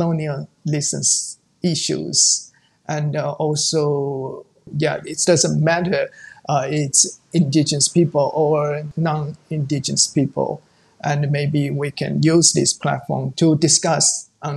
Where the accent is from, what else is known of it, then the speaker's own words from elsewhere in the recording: around Taipei, Taiwan; English is a second language; I'm born and raised in the North. It's around Taipei.